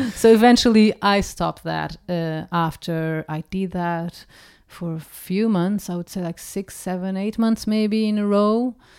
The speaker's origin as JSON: {"language": "English", "country": "Portugal", "tie": "born or raised there", "second_language": "English", "moved": "yes", "said": "growing up in Portugal, we have the habit of cooking from scratch"}